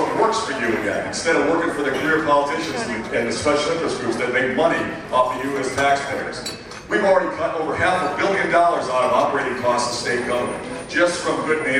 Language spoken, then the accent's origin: English; Deerfield, Illinois, United States; I'm a middle-class family. I grew up here in Deerfield, just up the road. I went to Wilmot School there on Deerfield Road by 294.